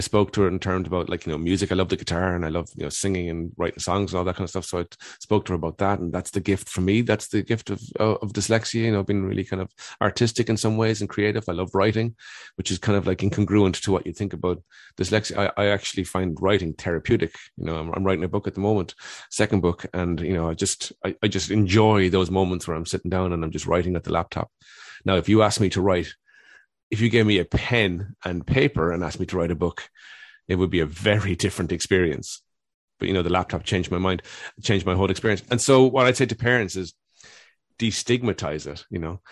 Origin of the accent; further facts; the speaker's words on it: Cork, Munster, Ireland; I grew up in Dun-, Cork in the eighties